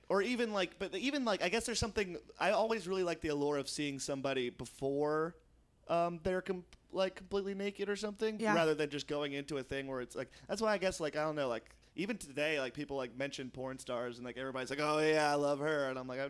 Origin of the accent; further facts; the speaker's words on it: Poughkeepsie, New York, United States; I'm from Poughkeepsie. They always have this weird town. They go, ooh, that's a small town.